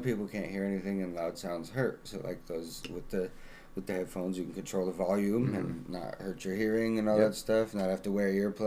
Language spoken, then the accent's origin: English; Salt Lake City, Utah, United States; now in Omaha, United States; I hail from Salt Lake City and got stuck here in Omaha